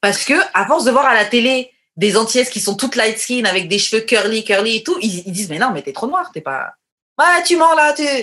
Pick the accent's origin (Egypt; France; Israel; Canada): France; j'ai grandi en France